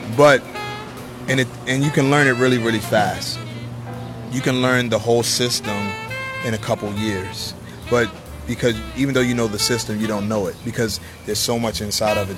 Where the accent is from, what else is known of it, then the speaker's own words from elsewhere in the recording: New York, United States; I'm from New York.